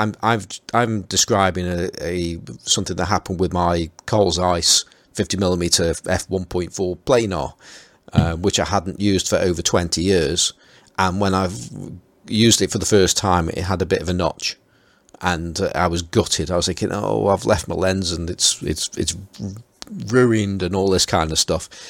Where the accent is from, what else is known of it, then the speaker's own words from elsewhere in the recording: Stoke-on-Trent, West Midlands, United Kingdom; accent: Stoke; my Stoke accent